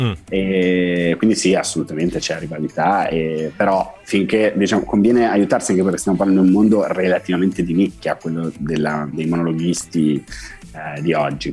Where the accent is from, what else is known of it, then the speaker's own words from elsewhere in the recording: Algeria; Italian is a second language; also born or lived in France; now in Italy; io sono un piede nero, cioè sono un francese nato in Algeria